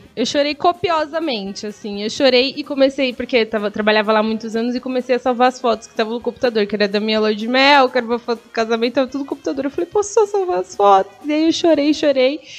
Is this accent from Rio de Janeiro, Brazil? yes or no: no; Guarulhos, São Paulo, Brazil; sou de Guarulhos, mas eu amo ser guarulhense de verdade